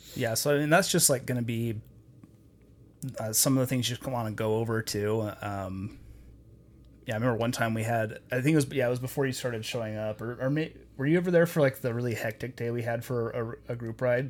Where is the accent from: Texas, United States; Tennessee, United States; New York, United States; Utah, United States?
Utah, United States; Logan; Logan, my hometown